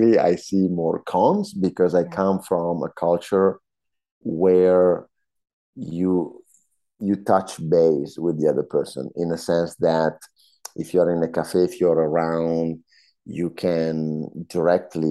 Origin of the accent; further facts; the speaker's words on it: a small town in the Northern Alps, Italy; moved away as an adult; also born or lived in British Columbia, Canada; now in Montreal, Canada; From the Northern Alps, from a small town in the Northern Alps in Italy